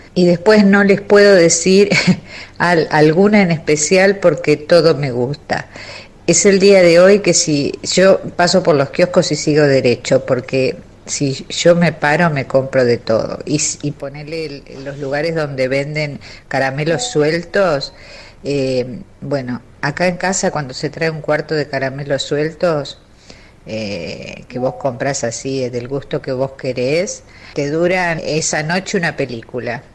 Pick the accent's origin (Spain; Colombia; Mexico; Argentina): Argentina; Buenos Aires; born or raised there; also born or lived in Hernandarias, Entre Ríos